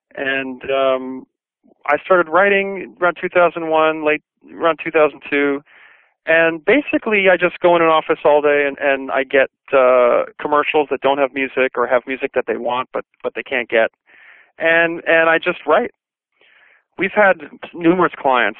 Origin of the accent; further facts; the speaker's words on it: New York City, New York, United States; I grew up in Brooklyn, New York